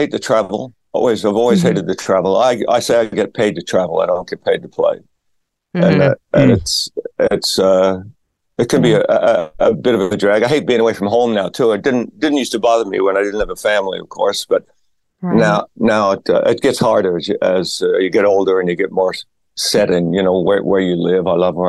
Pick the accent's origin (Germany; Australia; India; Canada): Australia; also born or lived in various places in Australia; I'm from Australia originally. My dad was in the Australian Army.